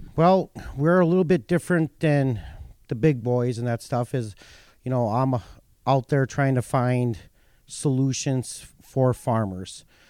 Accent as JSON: {"language": "English", "region": "North Dakota", "country": "United States", "tie": "born or raised there"}